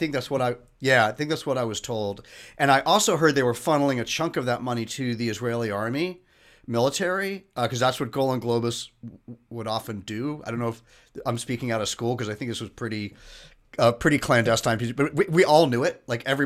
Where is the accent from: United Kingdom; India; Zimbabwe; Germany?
United Kingdom; England; born there; he knew that I was born in England